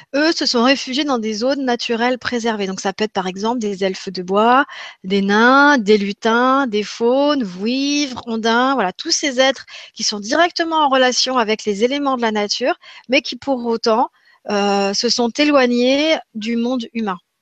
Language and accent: French; Grenoble, Auvergne-Rhône-Alpes, France; je suis grenobloise, et eh ben, j'ai grandi en partie en montagne